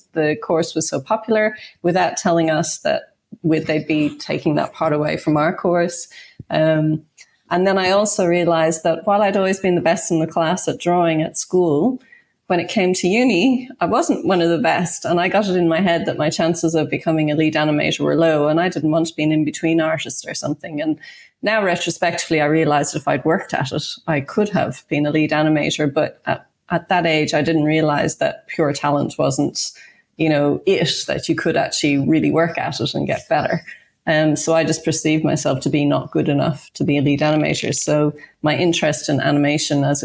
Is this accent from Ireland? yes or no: yes; Ireland; now in Australia; I grew up in Ireland